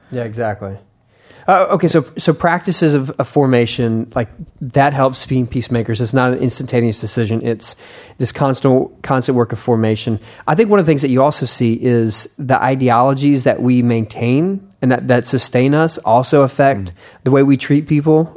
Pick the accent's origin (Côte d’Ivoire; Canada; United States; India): United States; I'm an American